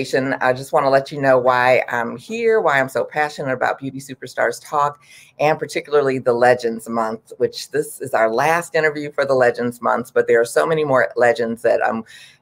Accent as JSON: {"language": "English", "town": "Detroit", "region": "Michigan", "country": "United States", "also_born_or_lived": "Texas", "moved": "as an adult", "lives_now": "Washington, D.C., United States", "said": "I'm from Detroit, and even though I'm from Detroit, I actually went to beauty school in Texas"}